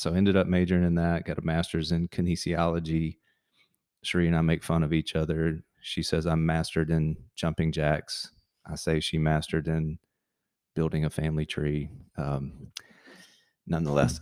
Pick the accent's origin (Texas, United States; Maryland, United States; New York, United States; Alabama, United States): Alabama, United States; Montgomery; moved away as an adult; also born or lived in Tampa, Florida / Auburn, Alabama; born and raised in Montgomery, Alabama. Um, spent really my first 18 years there